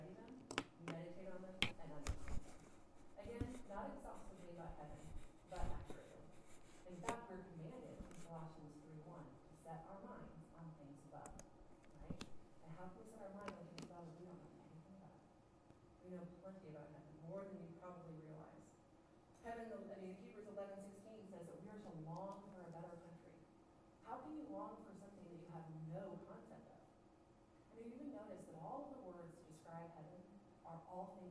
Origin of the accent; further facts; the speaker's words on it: United States; we're American Christians